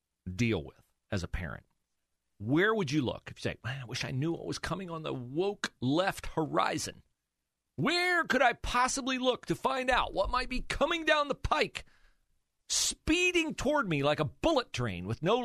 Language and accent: English; Florida, United States; the current governor of my home state of Florida.